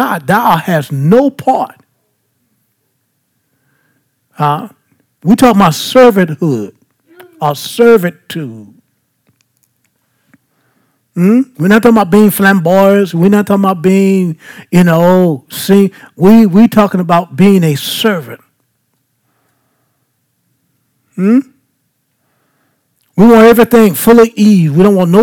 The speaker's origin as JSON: {"language": "English", "town": "Baton Rouge", "region": "Louisiana", "country": "United States", "said": "I'm just from South Baton Rouge"}